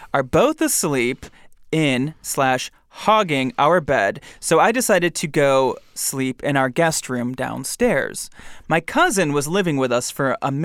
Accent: Michigan, United States; I'm from Michigan. We have basements, too.

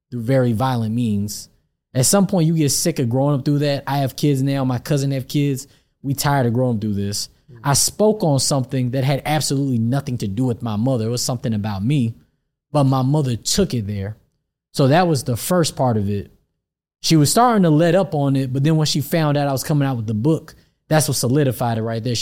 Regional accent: Atlanta, Georgia, United States; Yeah, I grew up here in I grew up here in Atlanta.

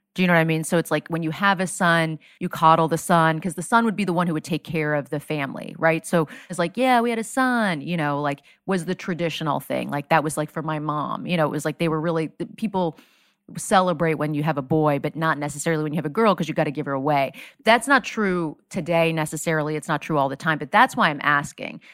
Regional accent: South Florida, United States; I grew up in South Florida

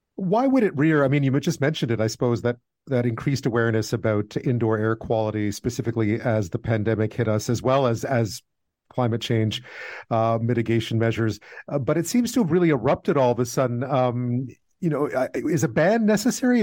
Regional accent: Montreal, Quebec, Canada; growing up in Montreal, not many houses had washers and dryers

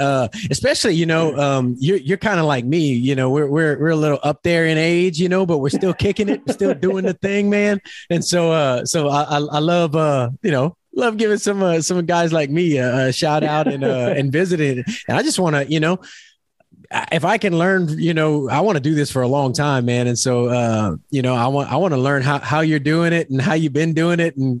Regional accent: Louisiana, United States; because I'm from, you know, South Louisiana, kind of country and Cajun and all that.

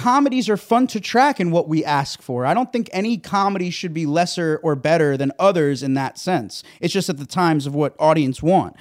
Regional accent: South Florida, United States; moved away; I come from South Florida.

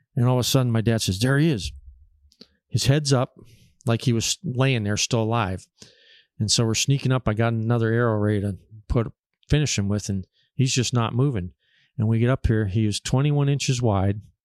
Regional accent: Erie, Pennsylvania, United States; I'm from Pennsylvania, uh, around Erie, Pennsylvania, northwest corner

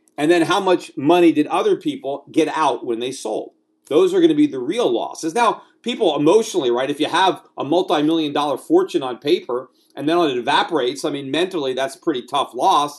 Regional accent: United States; moved away as an adult; now in Puerto Rico; as an American, as somebody who lives in this country, who was born in this country, who is raising children in this country, albeit from Puerto Rico at this point

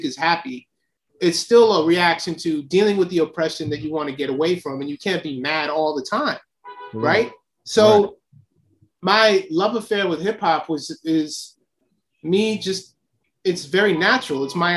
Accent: New York City, New York, United States; also born or lived in Silver Spring, Maryland; I'm from Astoria and there's Queensbridge. I grew up across the street from the Astoria Projects

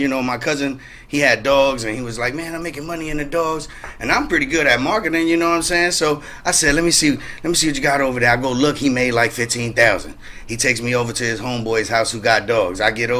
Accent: New York, United States; moved away as an adult; now in California, United States; Well, I'm originally from New York, but I've been living in California now for about 8 years.

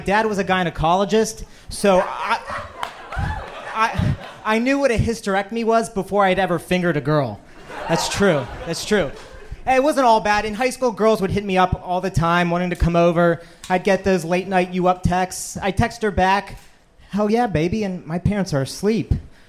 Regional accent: Pittsburgh, Pennsylvania, United States

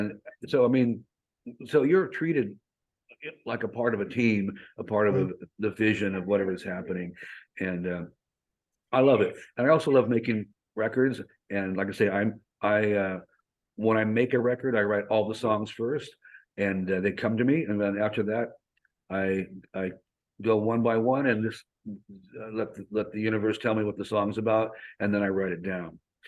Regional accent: Hollywood, California, United States; And like you said, I come from Hollywood. I've been in Hollywood.

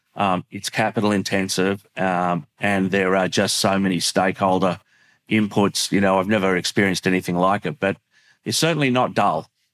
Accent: Australia; an Australian who works in the sector

